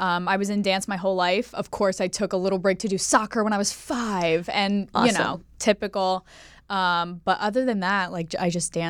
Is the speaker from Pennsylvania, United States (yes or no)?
yes; Pennsylvania, United States; moved away as an adult; also born or lived in Staten Island, New York; now in Los Angeles, United States; I'm from Pennsylvania.